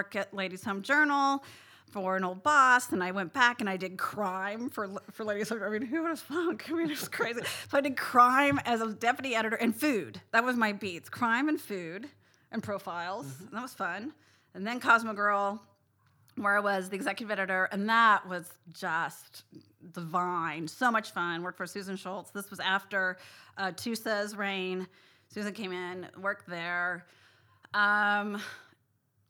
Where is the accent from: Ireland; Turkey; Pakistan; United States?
United States; Southern Indiana; moved away as an adult; now in New York, United States; I grew up in Southern Indiana near Louisville, Kentucky